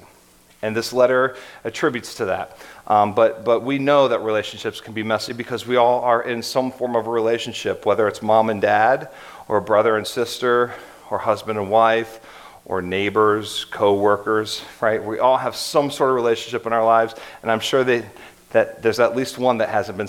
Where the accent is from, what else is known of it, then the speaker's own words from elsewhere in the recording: Columbus, Ohio, United States; moved away as an adult; also born or lived in Hershey, Pennsylvania / Akron, Ohio; my wife and I grew up in Columbus, but our family came from Hershey, Pennsylvania